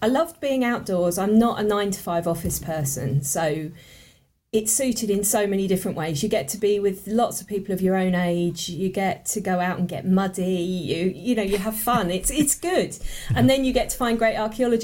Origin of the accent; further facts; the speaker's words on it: Sussex, South East England, United Kingdom; I grew up in Sussex. I grew up in Sussex, so chalk.